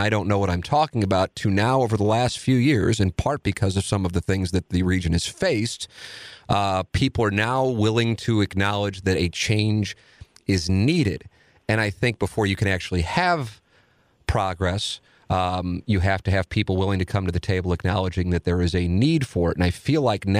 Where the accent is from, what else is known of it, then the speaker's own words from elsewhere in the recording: St. Louis, Missouri, United States; as a native St. Louisan, someone who grew up in the city, owns businesses in the city